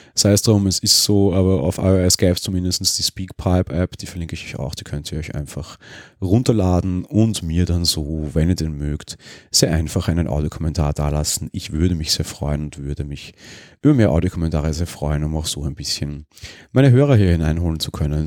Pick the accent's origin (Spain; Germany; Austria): Austria; Vienna; als Wiener